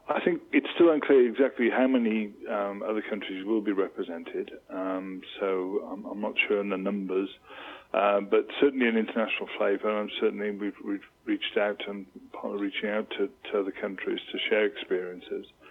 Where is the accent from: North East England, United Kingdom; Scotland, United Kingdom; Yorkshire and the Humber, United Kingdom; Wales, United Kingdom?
Wales, United Kingdom; As a Welshman